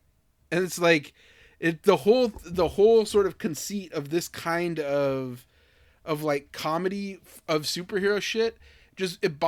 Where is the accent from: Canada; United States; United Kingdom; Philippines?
United States; Tracy, California; I, you know, have been through Southside Stockton. Like, you know, I'm from Southside Tracy.